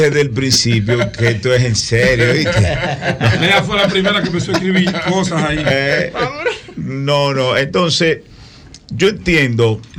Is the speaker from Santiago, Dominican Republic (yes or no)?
no; San Cristóbal, Dominican Republic; ahora mismo San Cristóbal, el barrio Las Flores, que es de donde yo vengo